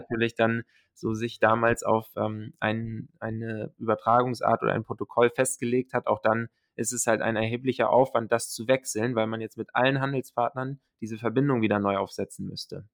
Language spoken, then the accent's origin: German; Hamburg, Germany; also born or lived in Silicon Valley, United States / North America; komme ursprünglich aus äh, der Nähe von Hamburg, bin hier aufgewachsen